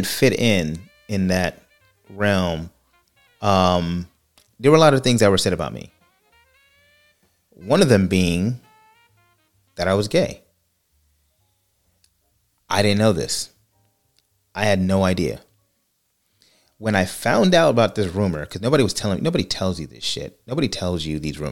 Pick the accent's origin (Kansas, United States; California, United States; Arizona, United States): California, United States; moved away; I'm from California